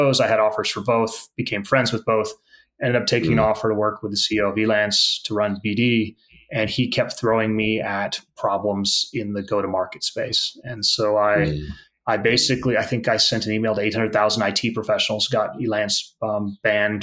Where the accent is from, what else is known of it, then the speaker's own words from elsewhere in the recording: the Bay Area, California, United States; I grew up in the Bay Area